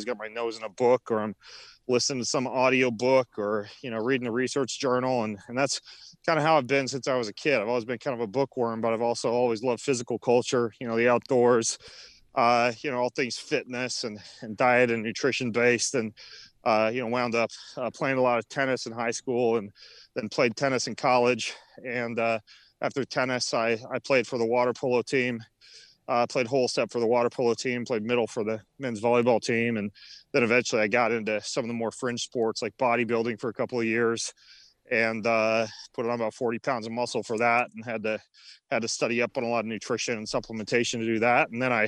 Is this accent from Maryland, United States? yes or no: no; Idaho, United States; I grew up in North Idaho, up in what's called the Panhandle.